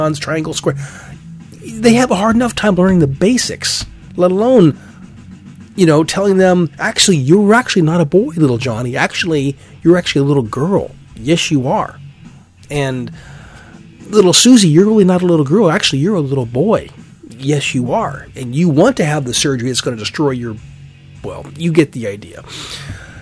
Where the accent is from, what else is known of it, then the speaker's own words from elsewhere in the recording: Alaska, United States; moved away; I'm from Alaska originally